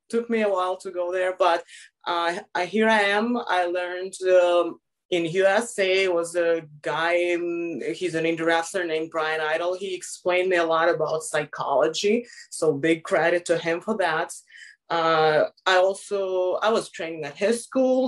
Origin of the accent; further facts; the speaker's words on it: Moscow, Russia; I grew up in Moscow my whole life, so it's a big city